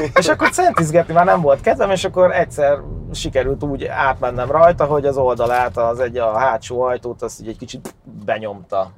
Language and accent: Hungarian; Great Hungarian Plain, Hungary; Alföldi gyerek vagyok